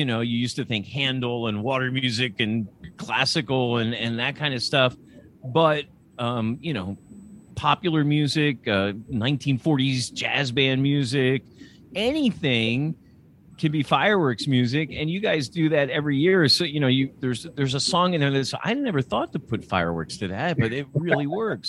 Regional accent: Lancaster, Pennsylvania, United States; also born or lived in State College, Pennsylvania; I grew up in Lancaster, Pennsylvania

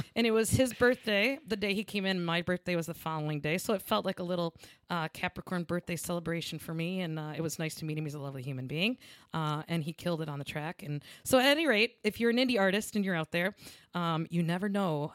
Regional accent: Lansing, Michigan, United States; I'm from Lansing, Michigan

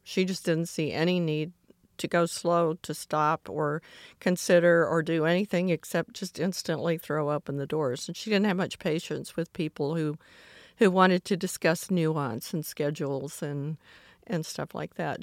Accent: Atlanta, Georgia, United States; as a child growing up in Atlanta in the sixties

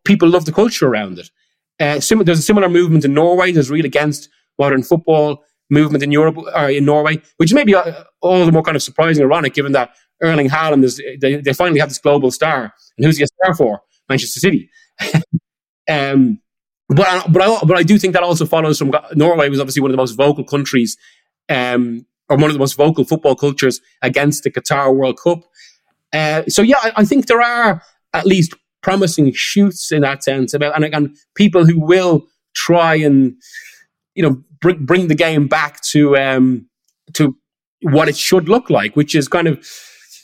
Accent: Ireland; as you can tell from the accent, I'm half Irish and grew up there

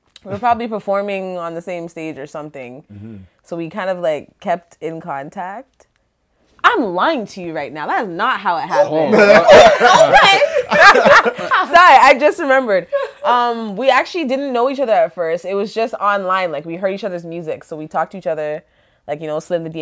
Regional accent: Canada; I'm so friggin' Canadian. Like, my accent's not that great.

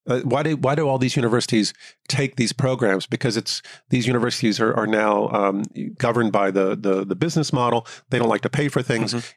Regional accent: Tennessee, United States; moved away as an adult; now in China; I connected with the local Confucius Institute in my hometown

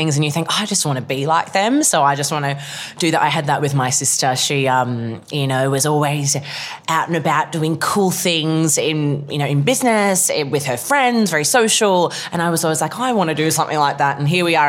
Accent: Melbourne, Victoria, Australia; moved away; it's actually in my hometown

